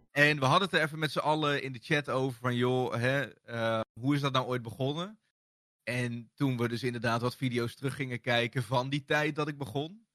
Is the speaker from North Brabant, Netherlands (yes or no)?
no; Bennekom, Gelderland, Netherlands; also born or lived in Ede; ik kan me niks meer herinneren van de geboorteplaats Ede. Ik ben ook vrij snel verhuisd naar Bennekom